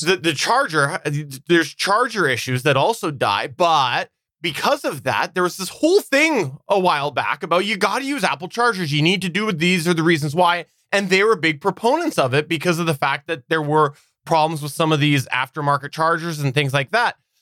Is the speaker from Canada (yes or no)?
yes; Canada; as a Canadian, you know, the schools like to preach that.